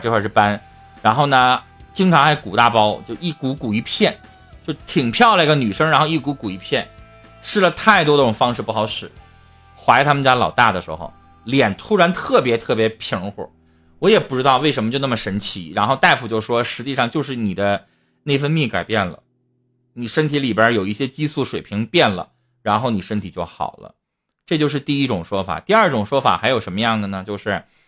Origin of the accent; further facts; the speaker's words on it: Northeast China, China; 我们东北人都喜欢海边